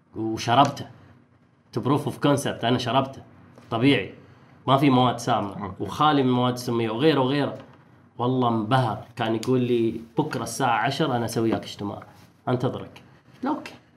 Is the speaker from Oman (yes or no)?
yes; Oman; احنا كعمانيين